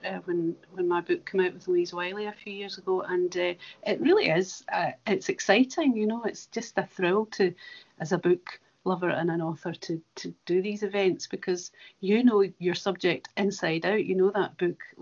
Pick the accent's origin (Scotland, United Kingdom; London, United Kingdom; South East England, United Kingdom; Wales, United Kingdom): Scotland, United Kingdom; Cumnock, Ayrshire; a wee girl growing up in Comores in Ayrshire